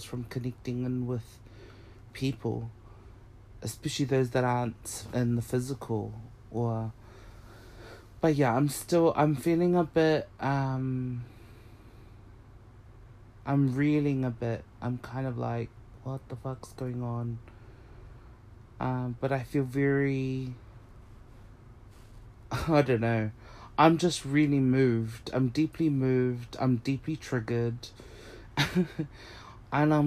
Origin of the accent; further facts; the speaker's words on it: Auckland, New Zealand; I grew up in Auckland, GR, Glen Innes